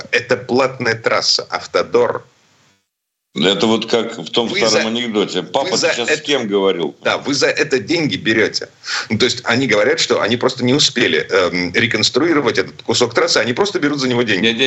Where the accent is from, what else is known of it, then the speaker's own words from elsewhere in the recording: Saint Petersburg, Russia; из Петербурга